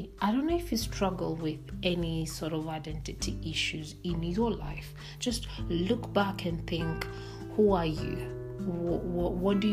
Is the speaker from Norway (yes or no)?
no; Kenya; I'm born and bred in Kenya